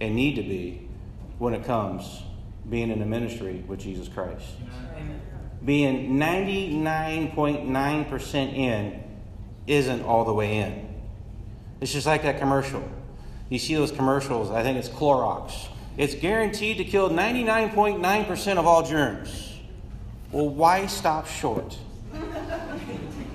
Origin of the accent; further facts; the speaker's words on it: Midwest, United States; I'm from the Midwest.